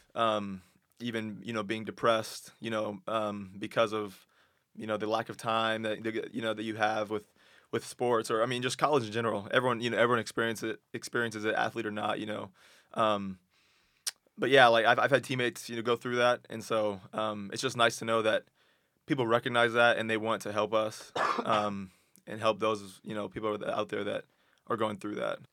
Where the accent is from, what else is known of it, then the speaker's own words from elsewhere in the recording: Texas, United States; moved away as an adult; I'm from Texas, and so it's, it's warm down there.